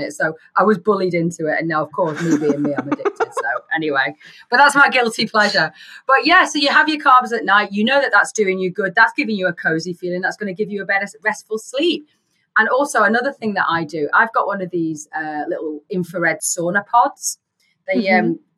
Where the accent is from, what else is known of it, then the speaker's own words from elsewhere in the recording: England, United Kingdom; I'm English